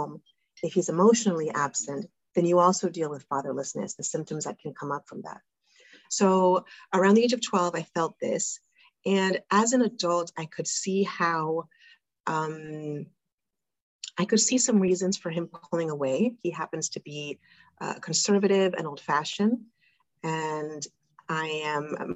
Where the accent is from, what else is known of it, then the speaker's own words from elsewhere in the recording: South Florida, United States; moved away as an adult; also born or lived in New York; now in Argentina; I was raised in South Florida